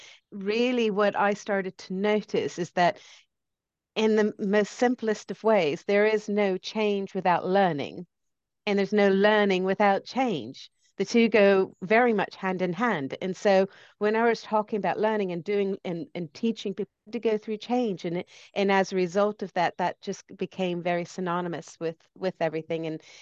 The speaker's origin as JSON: {"language": "English", "country": "United States", "tie": "born or raised there", "lives_now": "United Kingdom", "said": "that's why my accent goes all over the place. I grew up in the States, but I live here and I'm British."}